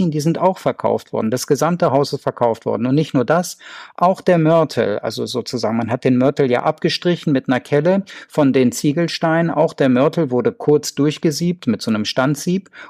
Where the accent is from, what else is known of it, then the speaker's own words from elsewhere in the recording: Göttingen, Lower Saxony, Germany; ich komme ja aus Göttingen, Sie haben das anfangs erwähnt